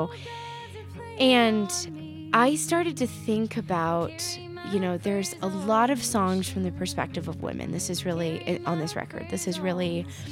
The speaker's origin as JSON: {"language": "English", "region": "the South", "country": "United States", "tie": "born or raised there", "said": "I grew up in the South"}